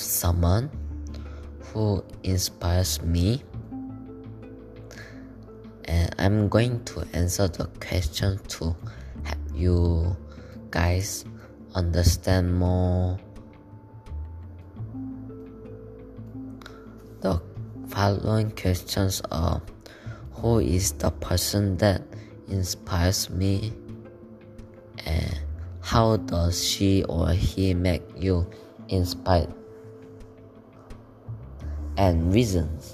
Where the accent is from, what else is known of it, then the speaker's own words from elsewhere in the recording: South Korea; English is a second language; now in Malaysia; I am from Korea and I study in Malaysia International School